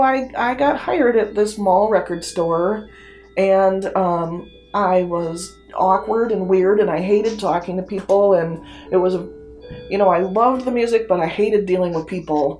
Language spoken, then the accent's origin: English; Taylor, Michigan, United States; I was born and raised in Taylor